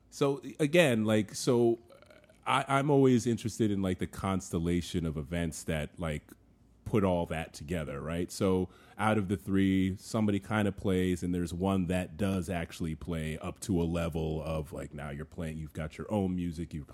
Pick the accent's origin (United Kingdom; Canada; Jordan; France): France; Paris, Île-de-France; I'm from Paris.